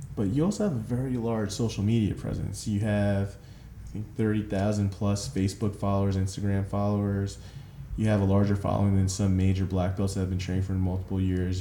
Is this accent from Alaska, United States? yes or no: no; New Jersey, United States; I grew up in New Jersey